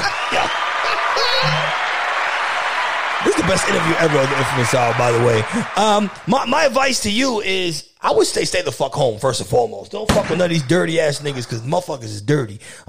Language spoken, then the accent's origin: English; New York, United States; I'm a New Yorker my whole life, and I have not been in New York in 2 weeks.